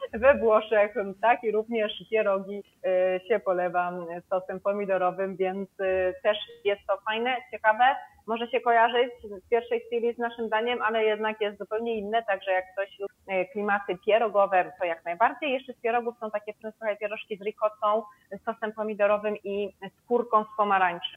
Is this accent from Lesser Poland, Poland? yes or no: yes; Kraków, Lesser Poland, Poland; now in Sardinia, Italy; ja jestem z Krakowa, więc gdzieś tam czasami chodzą za mną właśnie e, te nasze krakowskie obwarzanki